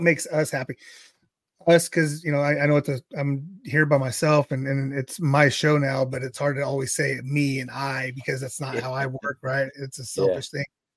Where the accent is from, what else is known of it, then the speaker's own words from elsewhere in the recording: Central Valley, California, United States; I always like to tell people I'm from California, but I'm from the Central Valley.